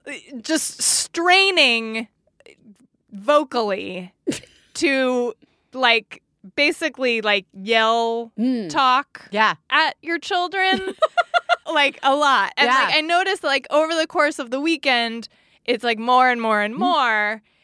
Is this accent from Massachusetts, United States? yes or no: no; California, United States; capitalize on the fact that we're from California, so to us it will feel 2 hours earlier.